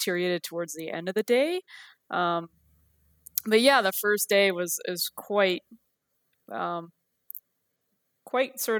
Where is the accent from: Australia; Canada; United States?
Canada; New Brunswick; now in Vancouver Island, Canada; I've been on the island for about 12 years. I grew up in New Brunswick